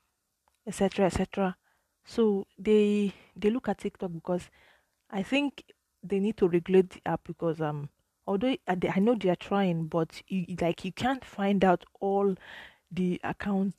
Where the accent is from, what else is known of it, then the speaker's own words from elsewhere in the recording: Nigeria; as a Nigerian